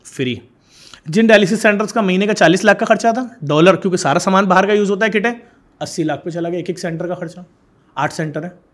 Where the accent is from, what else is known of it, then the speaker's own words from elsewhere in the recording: Karachi, Sindh, Pakistan; میں کراچی سے ہوں اور کراچی سے ہوں